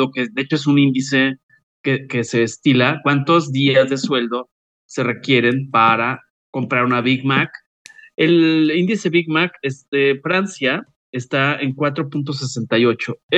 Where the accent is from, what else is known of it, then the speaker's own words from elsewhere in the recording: Mexico; Soy mexicano, lo claro, porque ya sé que me van a llover tomates.